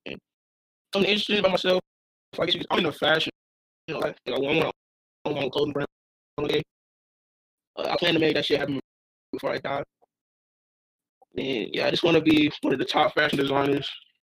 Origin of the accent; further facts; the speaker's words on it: Dallas, Texas, United States; I'm from Dallas, Texas.